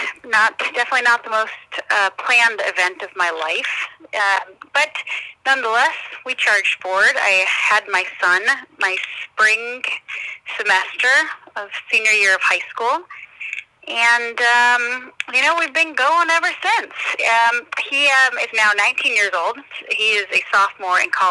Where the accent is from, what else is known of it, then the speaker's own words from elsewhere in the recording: Arizona, United States; I'm born and raised in Arizona.